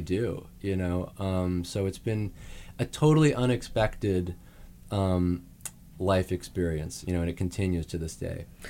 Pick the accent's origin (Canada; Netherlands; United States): Canada; Saskatoon, Saskatchewan; moved away; I'm from Saskatoon, Saskatchewan in Canada